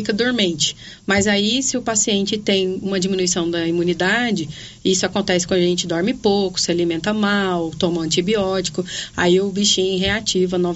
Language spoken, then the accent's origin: Portuguese; Anápolis, Goiás, Brazil; also born or lived in Rio Grande do Sul / Goiânia; eu sou de Anápolis, me formei no Rio Grande do Sul e fiz minha residência médica em Goiânia, na Fundação Banco de Olhos.